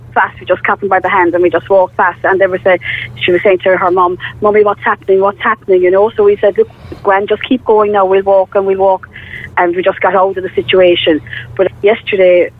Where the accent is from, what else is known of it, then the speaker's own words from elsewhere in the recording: Cork, Munster, Ireland; moved away as an adult; now in Ballincollig, Ireland; I was from Fair Hill myself, you know, we just went down to work